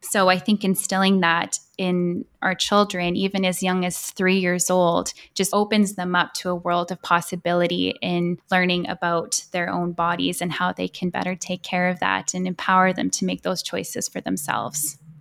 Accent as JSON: {"language": "English", "town": "Edmonton", "region": "Alberta", "country": "Canada", "tie": "born or raised there", "moved": "as an adult", "lives_now": "Vancouver, Canada", "said": "I'm from Edmonton, and yes, I moved to Vancouver about six years ago"}